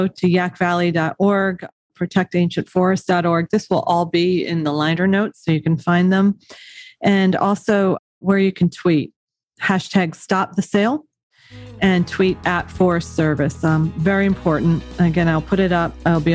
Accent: Bowling Green, Ohio, United States; now in New York City, United States; I was born and raised in Ohio, in Bowling Green, Ohio.

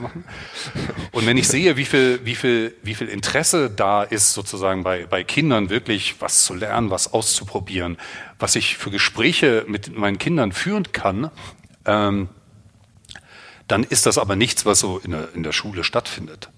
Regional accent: the East, East Germany, Germany; ich bin im Osten groß geworden

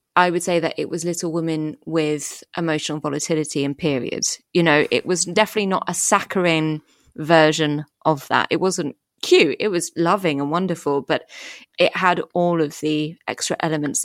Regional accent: France; So we, we, we grew up in France. I don't remember a huge amount before France because we moved there when I was four

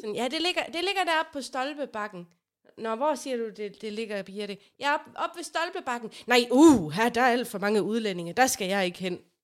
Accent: Aarhus, Central Denmark Region, Denmark; vi er fra Aarhus, og vi er stolte af det

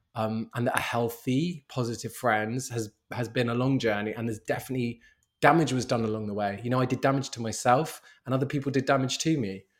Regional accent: London, United Kingdom; I'm born and raised in London

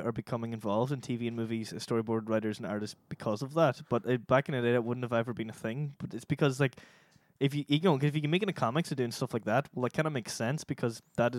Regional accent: Ireland; we're Irish

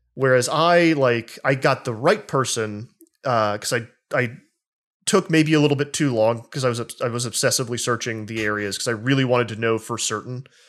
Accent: the South, United States; I grew up in the South, um, in communities where Christians were very, uh, unkind and oppressive.

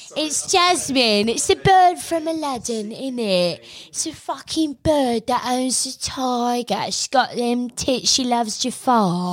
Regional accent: Australia; we're Australian

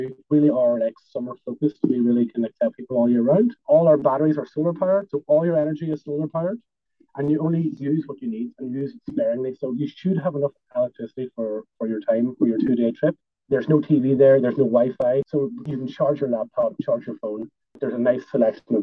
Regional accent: Ireland; us as Irish people

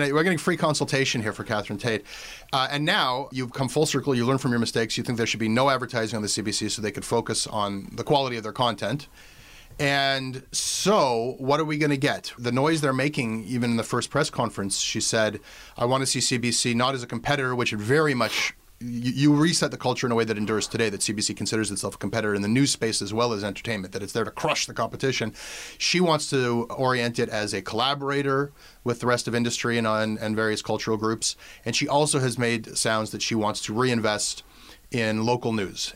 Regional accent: Canada; as a Canadian

